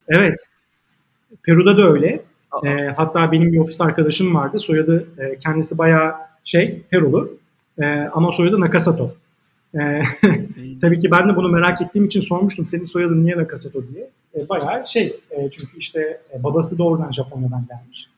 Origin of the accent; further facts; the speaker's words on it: Turkey; now in Panama; ben de tabii ki bir Türk, Türk olarak